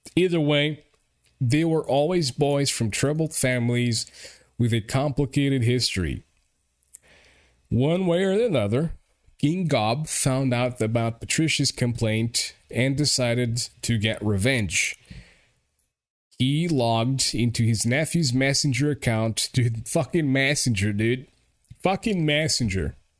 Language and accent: English; Portugal; English is a second language